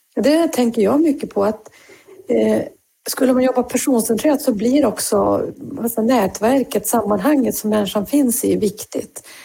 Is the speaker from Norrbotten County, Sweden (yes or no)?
yes; Norrbotten County, Sweden; jag kommer ju från eh, Norrbotten